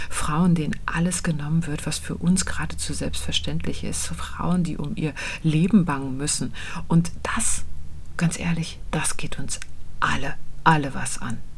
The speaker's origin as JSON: {"language": "German", "town": "Kühlungsborn", "region": "Mecklenburg-Vorpommern", "country": "Germany", "tie": "born or raised there", "said": "bin nämlich im Urlaub in Kühlungsborn an der Ostsee. Da fahre ich einmal im Jahr hin, weil das eben meine Heimat ist."}